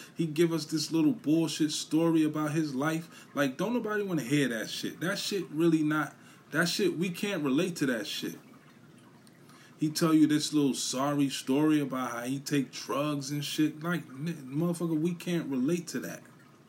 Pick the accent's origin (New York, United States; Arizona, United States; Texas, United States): New York, United States; New York City; That's where I'm from. You know, and I'm from Brooklyn.